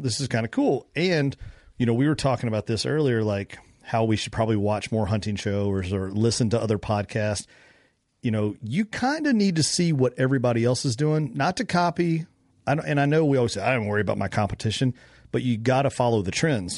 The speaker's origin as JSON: {"language": "English", "region": "Kentucky", "country": "United States", "said": "I'm from Kentucky."}